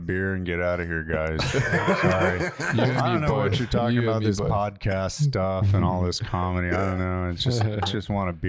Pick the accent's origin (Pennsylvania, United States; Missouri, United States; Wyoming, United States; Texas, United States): Texas, United States; Dallas; accent: New York; moved away as an adult; also born or lived in New York; now in Switzerland; I'm kind of a transplant. So my stepfather was a New Yorker. And when I grew up in Dallas, actually.